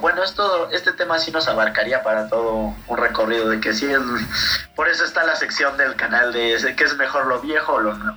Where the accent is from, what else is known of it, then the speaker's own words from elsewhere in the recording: Mexico; nosotros como latinoamericanos y como mexicanos